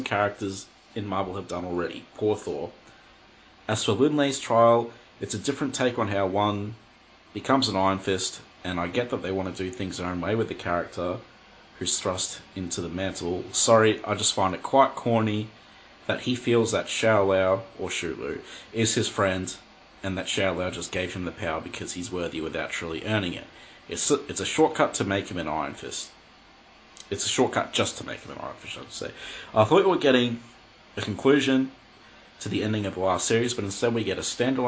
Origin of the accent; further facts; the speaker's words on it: Australia; I'm Australian